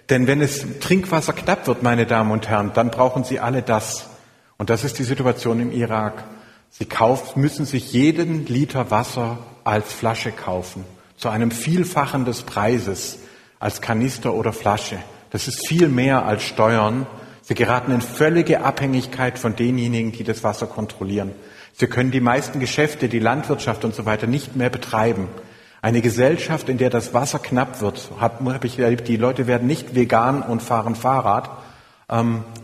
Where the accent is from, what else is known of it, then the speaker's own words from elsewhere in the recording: Swabia, Germany; ich dachte als äh, Schwabe, dass ich mir auch selber eine Challenge stelle